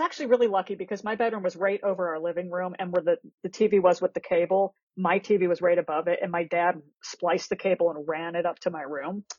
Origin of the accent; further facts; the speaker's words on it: Akron, Ohio, United States; I grew up in Akron, Ohio